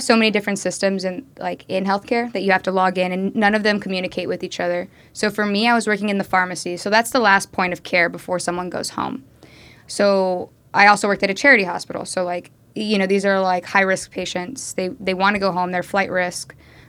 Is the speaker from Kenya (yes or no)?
yes; Kenya; I'm from Kenya, they're getting out of this digital dark age, they use mobile payments.